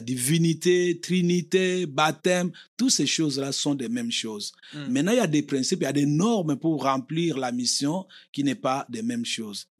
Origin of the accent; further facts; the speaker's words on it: Kinshasa, DR Congo; moved away as an adult; now in United States; je viens du Congo